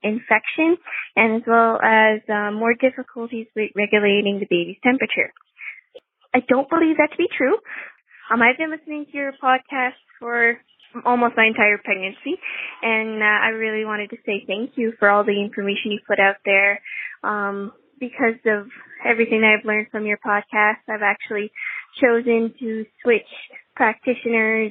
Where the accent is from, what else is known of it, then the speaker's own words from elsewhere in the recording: New Brunswick, Canada; I'm from New Brunswick, Canada